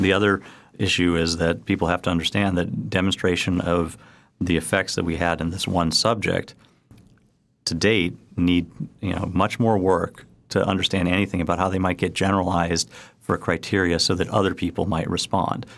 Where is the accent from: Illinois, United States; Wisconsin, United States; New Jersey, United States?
Illinois, United States; Chicago; now in New York City, United States; I grew up in the University of Chicago